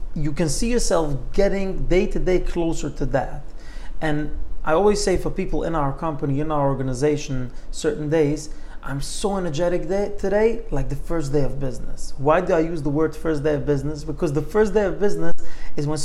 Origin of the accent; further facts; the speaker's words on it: New York City, New York, United States; growing up in New York City, seeing the New York skyline